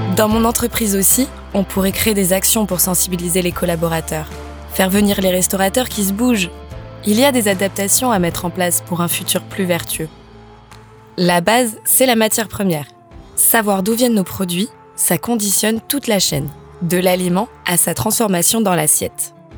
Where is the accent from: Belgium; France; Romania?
France; en tant que Française, c'est encore plus facile puisque le repas est important dans notre quotidien et notre culture